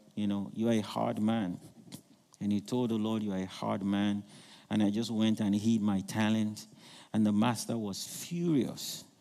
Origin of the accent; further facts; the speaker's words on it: Nigeria; I'm from Nigeria